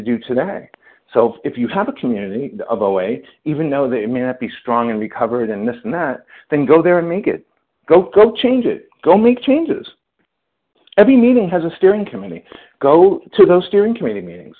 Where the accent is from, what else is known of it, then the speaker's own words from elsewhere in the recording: New York, United States; I'm a Jew from New York